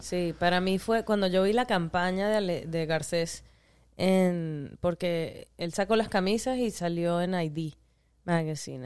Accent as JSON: {"language": "Spanish", "town": "Caracas", "region": "Capital District", "country": "Venezuela", "tie": "born or raised there", "said": "edificio Cedías, que es un edificio icónico en mm, Caracas, mm. este y mi papá trabajaba ahí, mi mamá también, tenían ahí una oficina"}